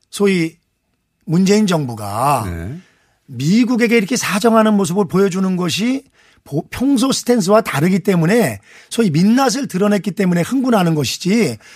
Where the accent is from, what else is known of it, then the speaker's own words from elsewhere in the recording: Anseong, Gyeonggi Province, South Korea; 안성 출신